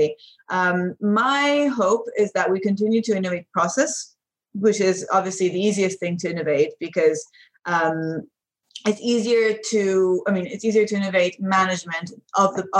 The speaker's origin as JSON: {"language": "English", "region": "London", "country": "United Kingdom", "tie": "born or raised there", "moved": "as an adult", "said": "I'm European and I grew up in London."}